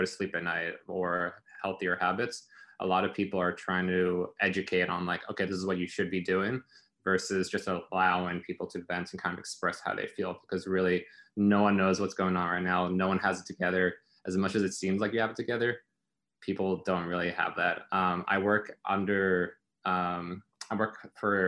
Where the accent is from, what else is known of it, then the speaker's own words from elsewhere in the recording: South Africa; moved away; I'm originally from South Africa